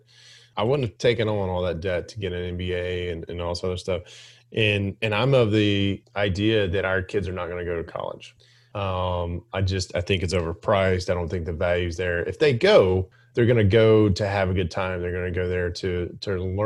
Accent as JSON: {"language": "English", "region": "Alabama", "country": "United States", "tie": "born or raised there", "said": "I grew up in Alabama."}